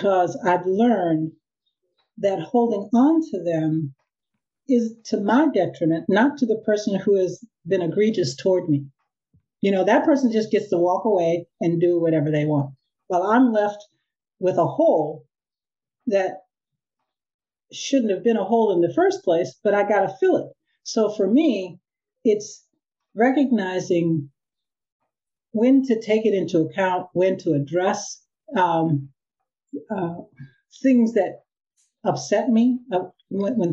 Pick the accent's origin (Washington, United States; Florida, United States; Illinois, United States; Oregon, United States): Illinois, United States; Chicago; now in California, United States; I'm a Californian now, but was born and raised in Chicago. So I'm a Midwesterner at heart